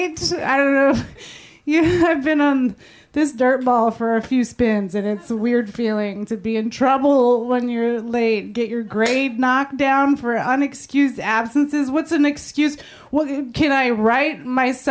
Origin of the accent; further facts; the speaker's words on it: San Francisco, California, United States; I was born and raised in San Francisco